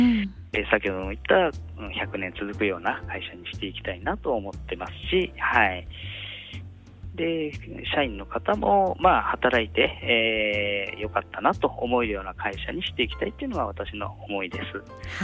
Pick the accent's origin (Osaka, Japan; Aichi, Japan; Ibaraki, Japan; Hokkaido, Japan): Ibaraki, Japan; Tsuchiura; 私も茨城県の土浦市というところの出身でございます。